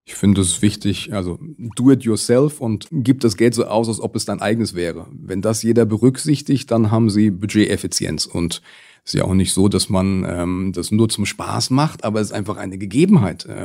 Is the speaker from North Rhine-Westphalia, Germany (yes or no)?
no; Rüsselsheim, Hesse, Germany; Aber schon allein hier an meiner Heimatstadt Rüsselsheim sieht man, dass sich die Städte zu Electric Cities entwickeln werden.